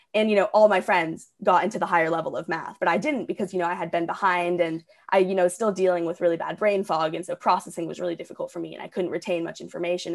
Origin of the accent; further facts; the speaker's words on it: Portland, Oregon, United States; moved away as an adult; also born or lived in Ridgefield, Connecticut; now in Orange County, California, United States; I was actually born in Ridgefield, Connecticut, and then my family and I moved to Portland, Oregon when I was about seven or eight. And so that's basically where I would consider growing up, you know, 'cause most of my childhood was there.